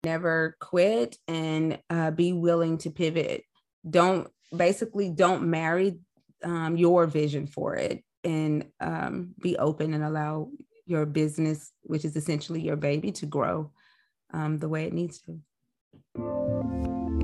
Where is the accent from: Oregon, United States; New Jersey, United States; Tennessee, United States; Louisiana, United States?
Tennessee, United States; Nashville; I'm a Nashville native